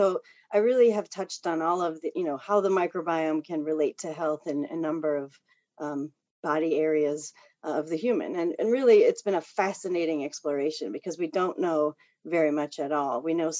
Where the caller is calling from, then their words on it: New Jersey, United States; I'm in New Jersey, but our company has people all over the globe.